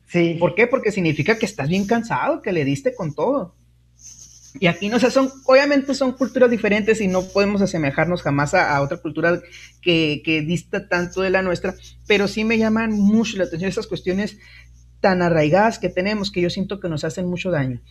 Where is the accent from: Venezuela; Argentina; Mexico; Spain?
Mexico; Guaymas, Sonora; also born or lived in Nogales; yo soy de Guaymas, este, me queda cerquita Hermosillo